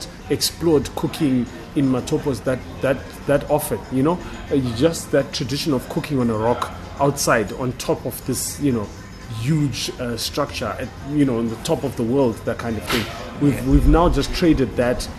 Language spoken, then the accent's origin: English; Bulawayo, Zimbabwe; I'm back in my hometown in Bulawayo